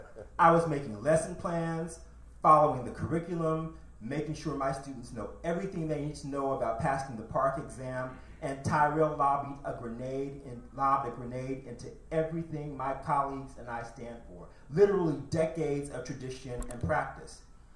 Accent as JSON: {"language": "English", "town": "Janesville", "region": "Wisconsin", "country": "United States", "tie": "born or raised there", "said": "growing up in Janesville, Wisconsin wasn't a carnival for me either"}